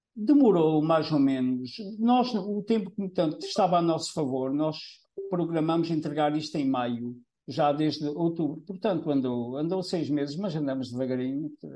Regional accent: Trás-os-Montes, Norte, Portugal; moved away as an adult; now in Gafanha, Portugal; Eu não sou desta zona, portanto, a minha mulher é que é aqui da Gafanhas, é, eu sou do interior, de Trás Montes. Quando eu vim para aqui, isto aqui há trinta e dois anos

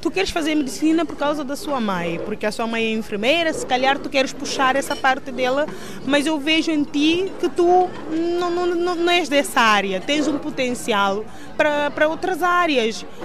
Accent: Guinea-Bissau; moved away as an adult; also born or lived in Brazil; Saí da Guiné-Bissau aos 20 anos para estudar no Brasil, onde cursei Biologia, Ciências Biológicas, na Universidade Federal de Goiás, por quatro anos.

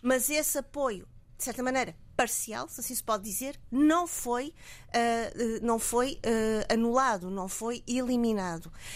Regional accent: Mozambique; somos nós, moçambicanos

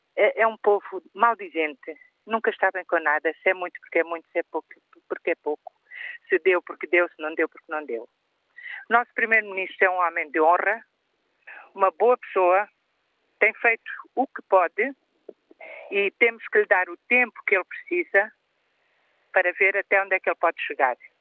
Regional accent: Portugal; Eu, como portuguesa que sou

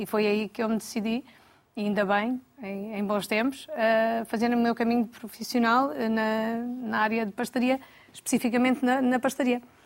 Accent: Alcobaça, Leiria District, Portugal; Nasci em Alcobaça, uhum. uh, onde vivemos também

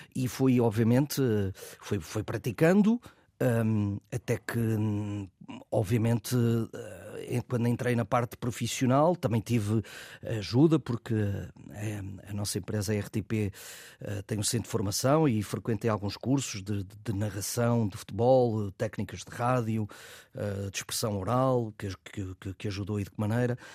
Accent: Peso da Régua, Norte, Portugal; do Sport Clube da Régua, que é o clube da minha terra

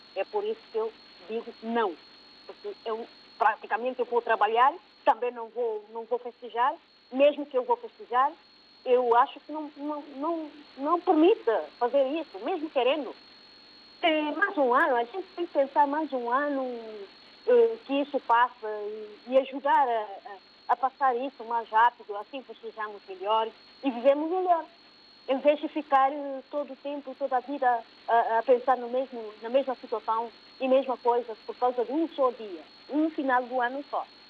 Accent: Guinea-Bissau; O nosso governo da Guiné-Bissau

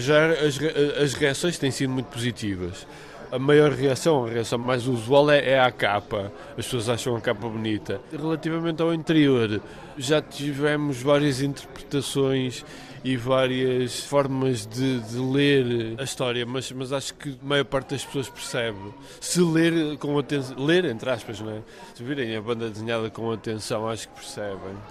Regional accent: Amarante, Norte, Portugal; a minha terra, com a minha cidade, que é Amarante

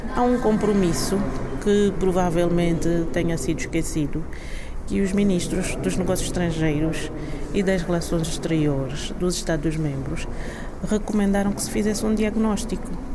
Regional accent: Angola

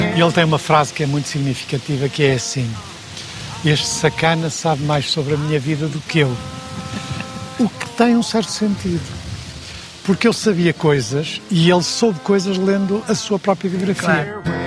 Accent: Porto, Norte, Portugal; sou do Porto

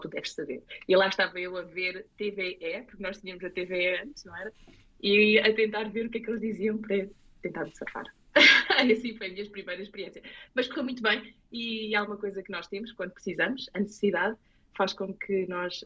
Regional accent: Lisbon, Portugal; accent: Portuguese; moved away as an adult; now in Morris Plains, United States; eu sou de Portugal, de Lisboa.

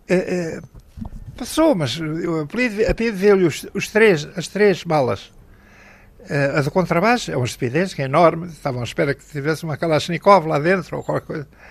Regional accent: Portugal; eu sou português

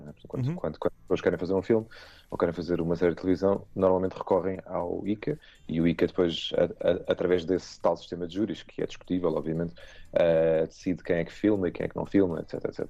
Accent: Portugal; nós somos portugueses

